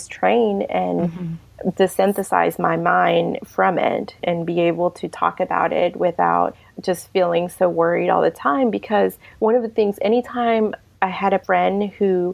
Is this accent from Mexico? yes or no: yes; Mexico; also born or lived in Savannah, Georgia; now in Lincoln, United States; I'm from Mexico. That's where I'm from originally